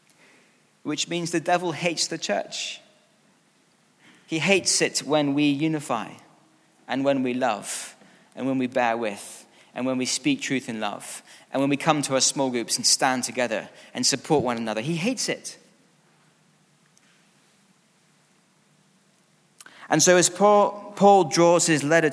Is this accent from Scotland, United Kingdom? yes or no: yes; Scotland, United Kingdom; being Scottish